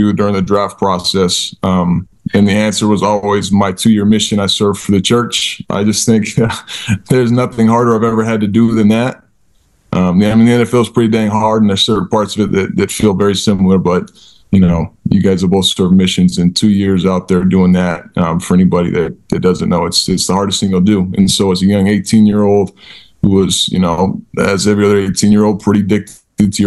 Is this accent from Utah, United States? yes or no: yes; Utah, United States; I grew up in Utah.